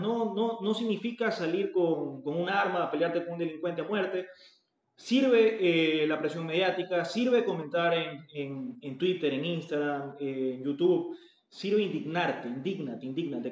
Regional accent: Ecuador; nosotros como ecuatorianos

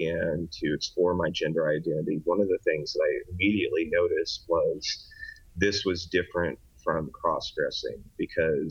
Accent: Oklahoma, United States; also born or lived in Texas; now in Lancaster, California, United States; I was originally born in Oklahoma

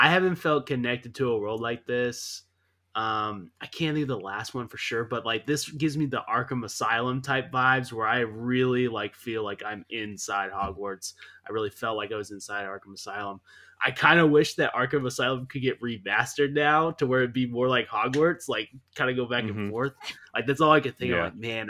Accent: United States; as an American

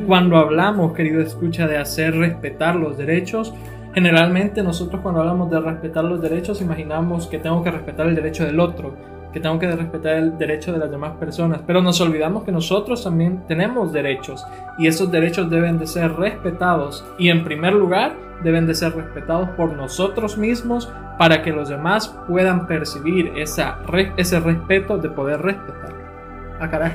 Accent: El Salvador; nosotros como cultura salvadoreña

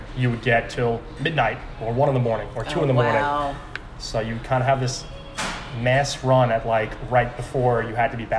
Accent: New York City, New York, United States; also born or lived in Orange County, California; I grew up in Silver Beach

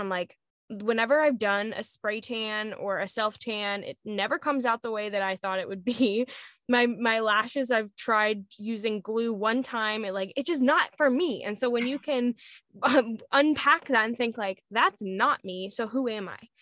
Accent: Arizona, United States; moved away; I was in Arizona because I lived in Arizona for a long time

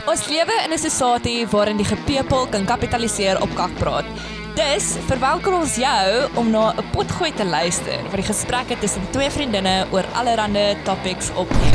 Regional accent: George, Western Cape, South Africa; moved away as an adult; now in Stellenbosch, South Africa; Ek kom van Georgia.

